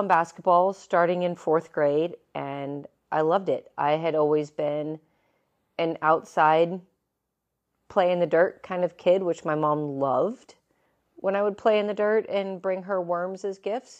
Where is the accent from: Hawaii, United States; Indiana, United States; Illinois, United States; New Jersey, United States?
Indiana, United States; Evansville; moved away as an adult; also born or lived in Lakeland, Florida; in the grand city of Evansville, Indiana. Don't be jealous. That is where I was born and raised.